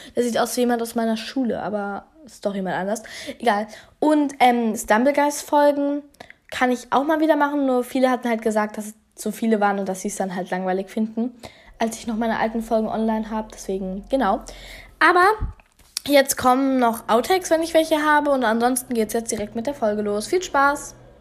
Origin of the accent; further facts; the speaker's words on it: Hesse, Germany; bei uns in Hessen